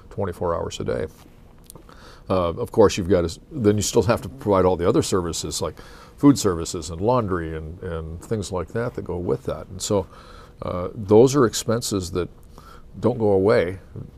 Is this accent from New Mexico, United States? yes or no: no; Coeur d'Alene, Idaho, United States; I'm from Coeur d'Alene, we have a lot of visitors